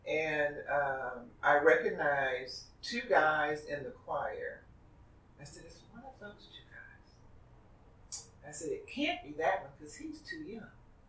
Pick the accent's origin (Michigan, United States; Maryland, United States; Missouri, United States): Michigan, United States; Detroit; moved away as an adult; when I came out here from Detroit, I was 29 years old, and I was the only person in my family that went to church every Sunday.